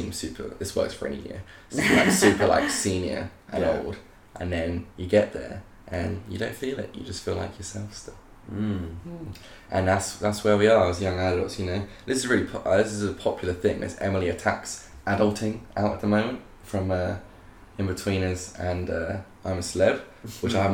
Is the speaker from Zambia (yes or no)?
no; United Kingdom; we're British